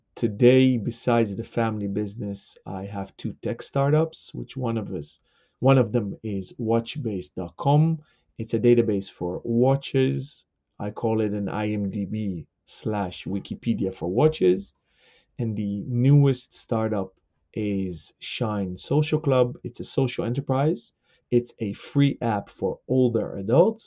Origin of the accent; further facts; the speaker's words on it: Amsterdam, North Holland, Netherlands; I'm born and raised in Amsterdam, the Netherlands